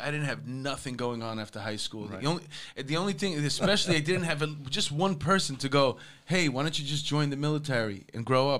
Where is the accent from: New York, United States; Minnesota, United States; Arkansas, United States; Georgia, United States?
New York, United States; New York City; I grew up in Astoria.